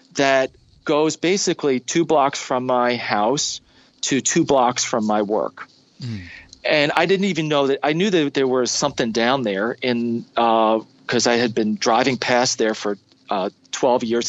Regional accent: New York City, New York, United States; moved away as an adult; also born or lived in Brooklyn, New York City; now in Ohio, United States; I've lived in Ohio for the last almost 20 years, and I grew up uh, in the in the New York City area. I was born in Brooklyn, New York City

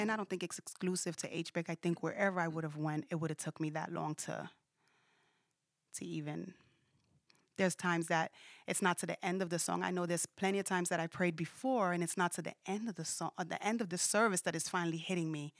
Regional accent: New York City, New York, United States; when I was raised in Brooklyn, where I was raised at in Brooklyn

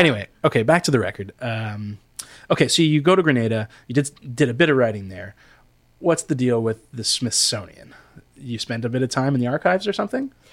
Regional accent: Canada; I am such a Canadian

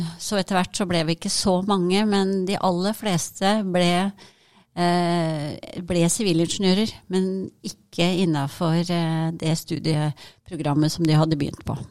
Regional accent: Hønefoss, Buskerud, Norway; moved away as an adult; now in Trondheim, Norway; jeg kommer opprinnelig fra Hønefoss

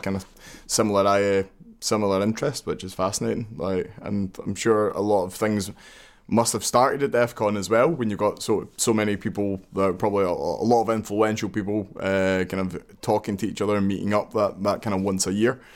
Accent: Glasgow, Scotland, United Kingdom; I'm from Glasgow, obviously

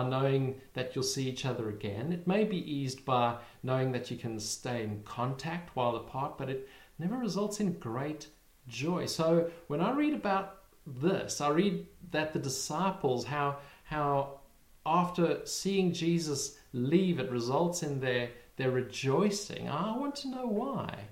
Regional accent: South Africa; now in United Kingdom; we live in the UK, but we're originally from South Africa

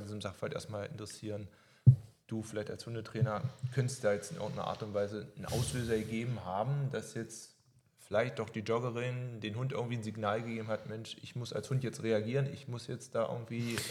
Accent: Germany; hier bei uns in Deutschland

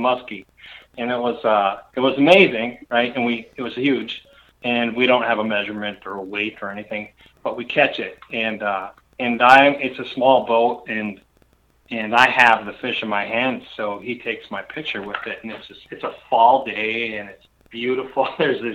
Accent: northern Minnesota, United States; So I grew up in northern Minnesota. I lived between Lake Vermilion and Pelican Lake, which is pretty much in the middle. I lived in the middle between Cook and Orr

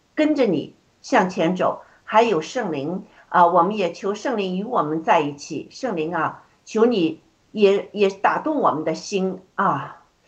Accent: China; moved away; 特别是我们从中国出来的

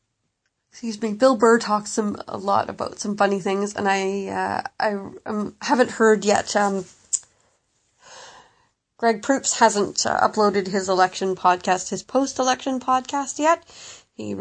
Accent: Canada; as a Canadian

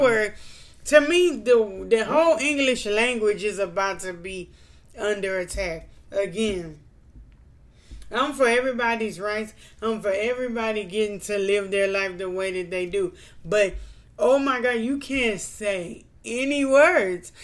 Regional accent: Louisiana, United States; we're from Louisiana.

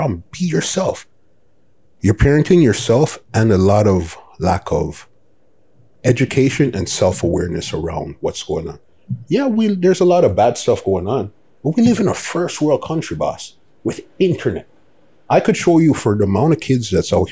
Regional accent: Toronto, Ontario, Canada; also born or lived in Scarborough / East York; originally from Scarborough, well, East York. Mm. First, we was born downtown Toronto. We lived Blake Street until I was 12. Mm. And then we went to Scarborough when I was, 12, 13. And from been in Scarborough forever.

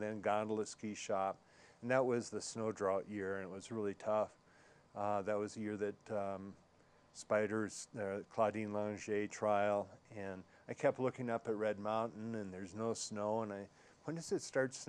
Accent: Minnesota, United States; now in Aspen, United States; Well, I came from Minnesota, and I had been coming to Colorado skiing for a number of years.

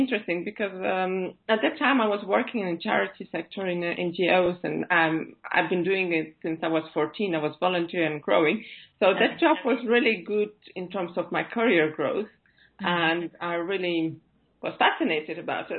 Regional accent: Riga, Latvia; first language Russian; English is a second language; moved away as an adult; now in London, United Kingdom; I'm from Riga, Latvia originally.

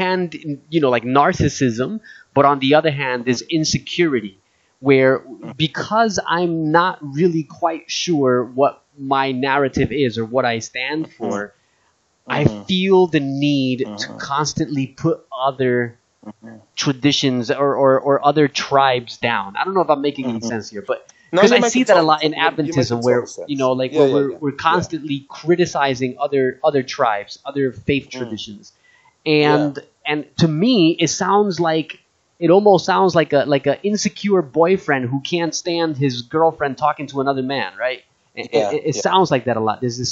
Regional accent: New Jersey, United States; moved away as an adult; also born or lived in Hawaii / Tennessee; now in Australia; I grew up in Jersey, spent time in Tennessee. Now I'm in Australia.

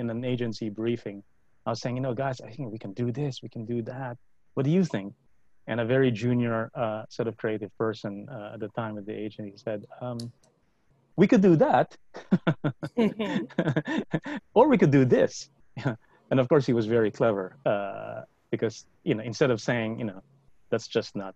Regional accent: Philippines; I grew up in the Philippines

